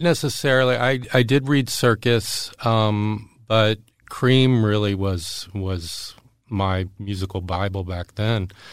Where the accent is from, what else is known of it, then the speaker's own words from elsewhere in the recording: Jacksonville, Florida, United States; also born or lived in Erie, Pennsylvania; I grew up in Jacksonville, Florida. And, uh, my, I'd, I was actually born in, in Erie, Pennsylvania, and my family moved down to Florida when I was two. So Jacksonville's my hometown